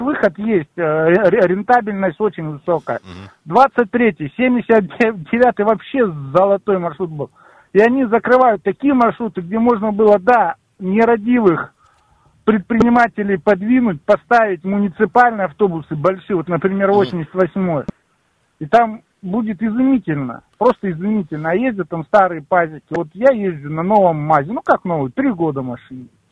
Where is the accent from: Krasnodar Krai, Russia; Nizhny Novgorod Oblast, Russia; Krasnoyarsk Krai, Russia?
Krasnoyarsk Krai, Russia; Krasnoyarsk; Я коренной красноярец